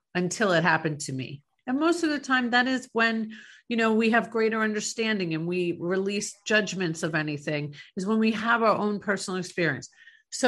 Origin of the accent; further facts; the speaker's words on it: New York, United States; moved away; I'm from New York originally